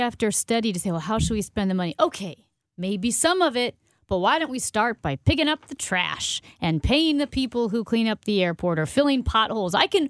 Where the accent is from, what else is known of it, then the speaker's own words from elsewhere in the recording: St. Louis, Missouri, United States; I grew up 45 minutes from the city, right out in way, way West County.